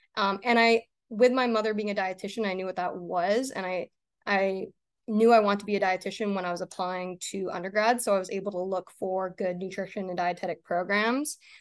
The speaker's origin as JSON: {"language": "English", "region": "Maine", "country": "United States", "tie": "born or raised there", "said": "I was born and raised in Maine."}